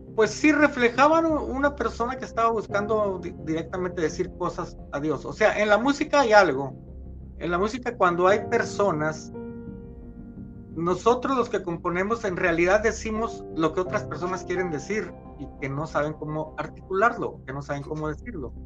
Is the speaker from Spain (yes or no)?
no; Torreón, Coahuila, Mexico; soy mexicano, nací en una ciudad que se llama Torreón, Coahuila, en México